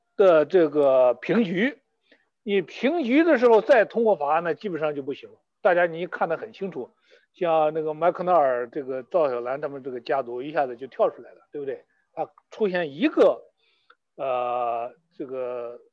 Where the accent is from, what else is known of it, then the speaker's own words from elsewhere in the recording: China; 没有我们中国人心计多